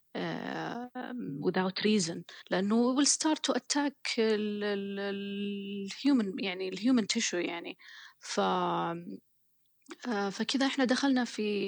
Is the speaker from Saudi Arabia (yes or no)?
yes; Saudi Arabia; moved away as an adult; now in Oxford, United Kingdom; عندنا في السعوديه